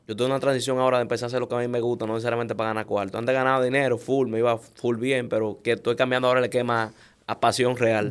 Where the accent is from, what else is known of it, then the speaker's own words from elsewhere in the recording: Dominican Republic; nosotros como dominicanos